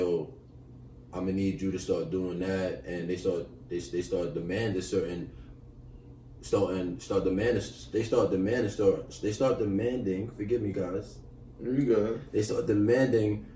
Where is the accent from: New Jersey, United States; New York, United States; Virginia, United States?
New York, United States; New York City; coming from Crown Heights, like, we was in a whole family